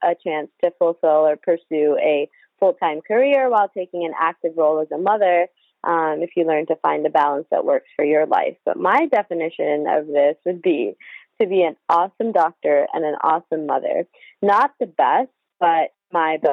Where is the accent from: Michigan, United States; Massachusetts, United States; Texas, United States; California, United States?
Michigan, United States; also born or lived in India; now in Houston, United States; I was raised in Michigan